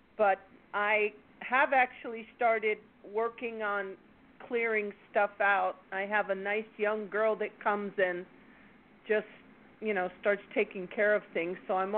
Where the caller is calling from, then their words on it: Palm Springs, California, United States; It's … in Toasty Palm Springs.